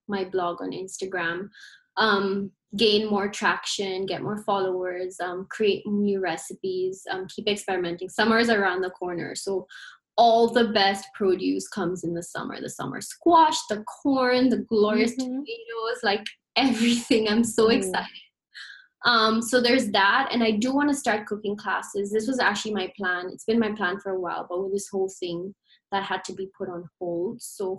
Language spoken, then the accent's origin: English; Ghana; moved away; being an Indian and being from Ghana